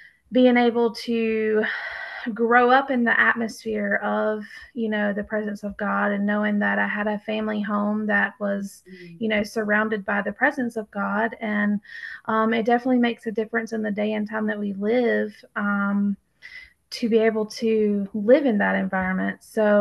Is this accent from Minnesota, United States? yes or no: no; Davie County, North Carolina, United States; I am. Yes, I'm out of Davie County.